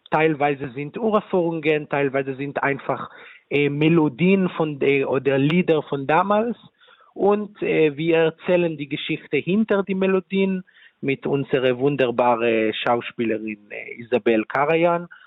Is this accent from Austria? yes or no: no; Israel; German is a second language; ich komme aus Israel selber. Ich bin selber auch eine dritte Generation von Holocaust-Uberlebende. Und äh, in Israel, ich habe einfach vorher gefragt, viele Freunde, viele Familien